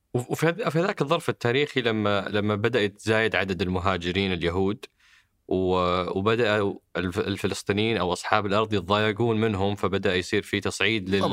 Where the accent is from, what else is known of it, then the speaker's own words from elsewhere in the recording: Saudi Arabia; احنا كسعوديين